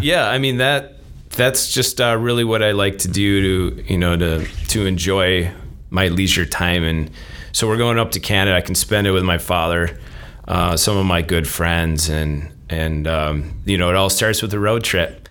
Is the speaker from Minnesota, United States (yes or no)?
yes; Minnesota, United States; moved away as an adult; also born or lived in Arizona / Wisconsin; now in Stevens Point, United States; I grew up in Minnesota, uh, played hockey